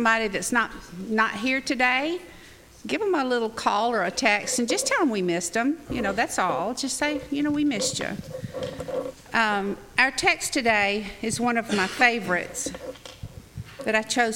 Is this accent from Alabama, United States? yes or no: yes; North Alabama, United States; I grew up in North Alabama where it was cold